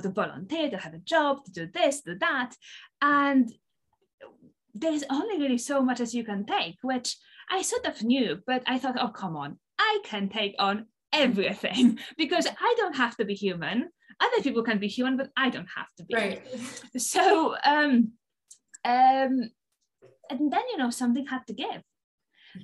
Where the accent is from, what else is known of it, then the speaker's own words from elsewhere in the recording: Poland; English is a second language; moved away as an adult; also born or lived in Aberdeen, Scotland; Poland, because that's where I'm from, as you can probably tell by the by the, by the funny accent.